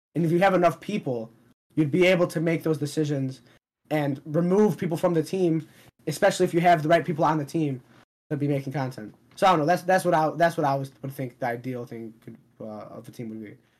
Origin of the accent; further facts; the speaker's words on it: Palestine; I'm from Palestine.